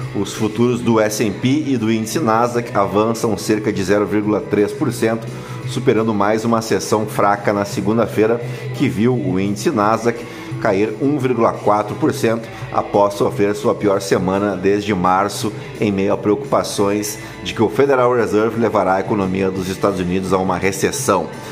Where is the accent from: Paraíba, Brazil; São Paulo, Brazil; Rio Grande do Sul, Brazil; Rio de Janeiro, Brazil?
Rio Grande do Sul, Brazil; Canoas; Canoas, também no Rio Grande do Sul, a minha cidade natal, onde nasci lá em 1981